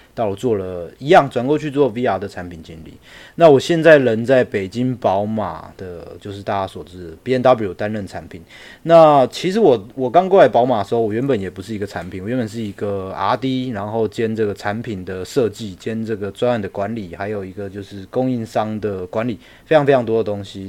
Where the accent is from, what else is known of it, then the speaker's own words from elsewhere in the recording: Miaoli, Miaoli County, Taiwan; moved away as an adult; now in Beijing, China; 我是来自，呃，苗栗，我是来自台湾苗栗，呃，讲客家话的伙伴。那我目前人是在北京的B N W担任产品经理，我大学是，呃，中央通讯的